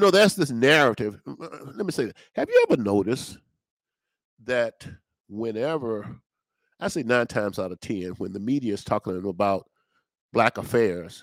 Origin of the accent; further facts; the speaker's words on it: Natchez, Mississippi, United States; I was born and raised in Natchez, Mississippi